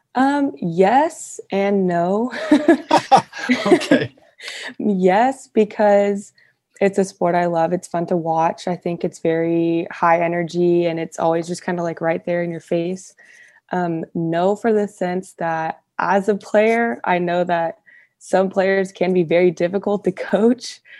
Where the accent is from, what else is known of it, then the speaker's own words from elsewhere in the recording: Fresno, California, United States; I'm from Fresno